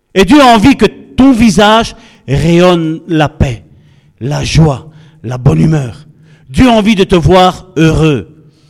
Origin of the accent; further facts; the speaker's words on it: Charleroi, Wallonia, Belgium; Nous sommes originaires de Charleroi